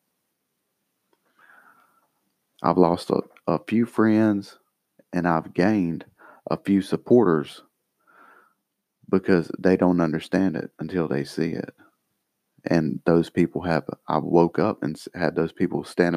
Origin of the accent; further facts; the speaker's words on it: United States; I'm an American, so we have Social Security.